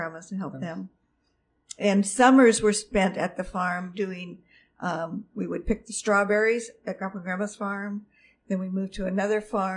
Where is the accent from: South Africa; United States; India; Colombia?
United States; Oregon; moved away as an adult; also born or lived in Dayton, Oregon / Newport, Oregon / Corvallis, Oregon / Twin Falls, Idaho; now in Vancouver, United States; we essentially started out in Dayton, Oregon, which was my grandparents' farm, and lived in Newport for a few years, Corvallis, while my dad went back to college and got his teaching degree, certificate, and then moved around about two or three other places while he taught